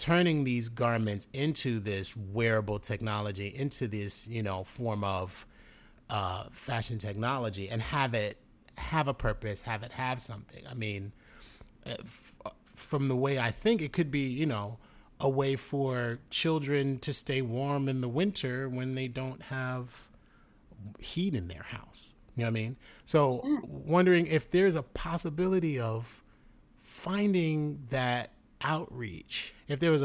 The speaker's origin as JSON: {"language": "English", "town": "New York City", "region": "New York", "country": "United States", "tie": "born or raised there", "said": "growing up in the Bronx, My mother went to FIT, New York City."}